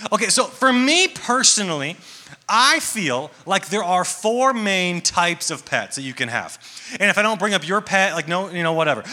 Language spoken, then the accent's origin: English; Atlanta, Georgia, United States; I am from Atlanta, Georgia